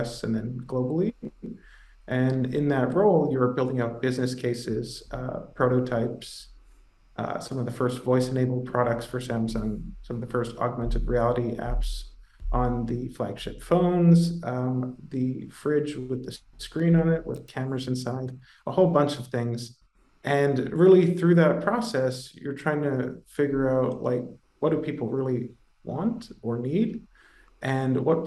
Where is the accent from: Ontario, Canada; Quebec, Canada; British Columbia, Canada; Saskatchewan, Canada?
Ontario, Canada; Toronto; moved away as an adult; also born or lived in New York City; I'm originally Canadian, from Toronto, grew up there